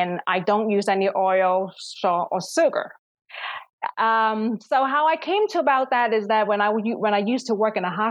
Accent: Philadelphia, Pennsylvania, United States; moved away as an adult; also born or lived in Hong Kong; now in Washington, D.C. area, United States; I moved to this country, to Philadelphia, when I was 10 years old. So I'm born in Hong Kong, raised in Philadelphia, and I moved to the DC area around when I was 21 years old

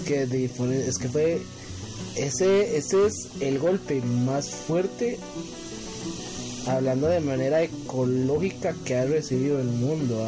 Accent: Costa Rica; fue más una decepción como costarricense

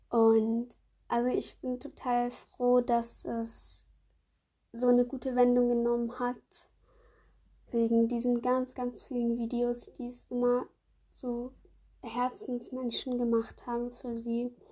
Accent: Switzerland; Kommst du aus der Schweiz? Ja, ich komme aus der Schweiz.

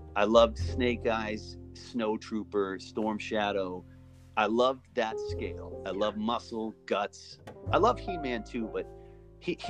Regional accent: Massachusetts, United States; also born or lived in Maine; My folks separated when I was 9. I moved to Massachusetts in 1980 from Maine

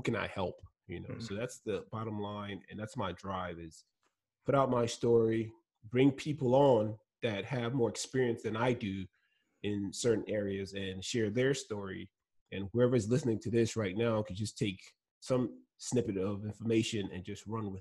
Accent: Lagos, Nigeria; first language Igbo; English is a second language; moved away as an adult; now in United States; me and my friends growing up in Lagos, Nigeria

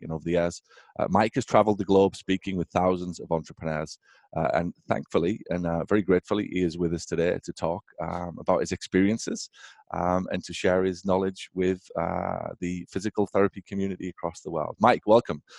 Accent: England, United Kingdom; moved away as an adult; now in United States; I'm obviously from England originally

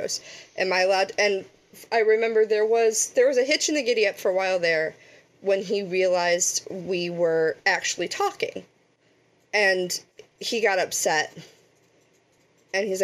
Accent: Pittsburgh, Pennsylvania, United States

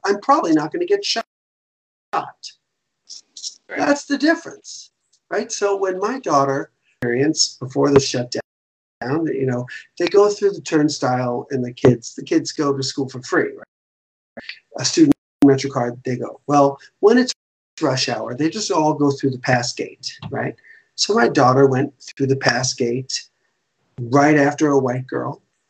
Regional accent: the South, United States; now in New York, United States; I was raised in the South

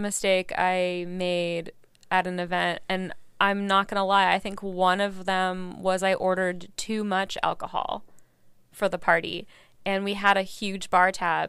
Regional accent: Virginia, United States; I grew up mostly, well, my dad was military, so kind of all over, but I went to high school and college in Virginia.

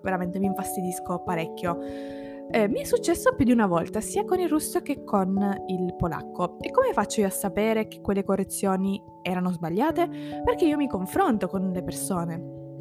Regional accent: eastern Sicily, Italy; first language Italian; moved away as an adult; now in Turin, Italy; Ma ho vissuto tutta la mia infanzia e adolescenza in Sicilia. Sono nata lì

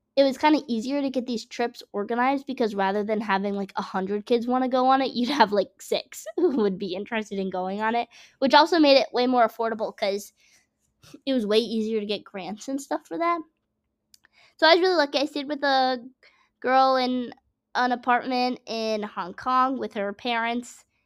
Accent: Massachusetts, United States; I'm from Massachusetts, forest farm town

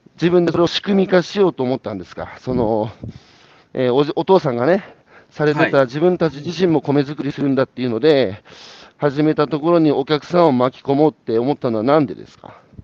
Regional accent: Iwate, Japan; 僕は岩手ですけど

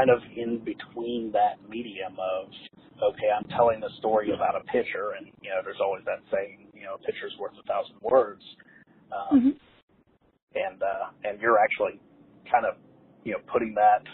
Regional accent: Ohio, United States; moved away; I'm from Ohio originally, I've never actually been to Cincinnati

